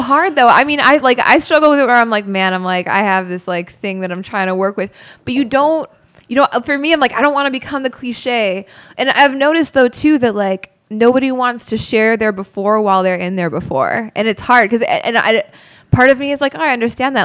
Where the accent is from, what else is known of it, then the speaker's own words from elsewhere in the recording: Crystal Lake, Illinois, United States; the hometown we grew up in, in Crystal Lake